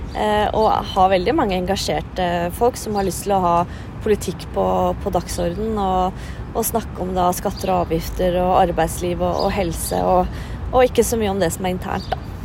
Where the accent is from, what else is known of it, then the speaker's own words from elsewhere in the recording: Oslo, Norway; født og oppvokst i Oslo